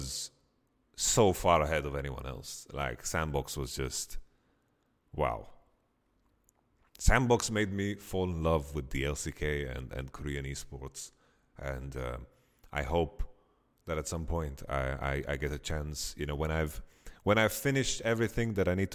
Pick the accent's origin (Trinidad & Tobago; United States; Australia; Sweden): Sweden; English is a second language; in Sweden, like in my hometown